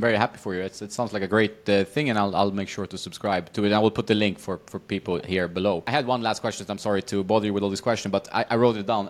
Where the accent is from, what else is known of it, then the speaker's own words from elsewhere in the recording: Västerås, Västmanland, Sweden; moved away; I grew up in Sweden, in, uh, Västerås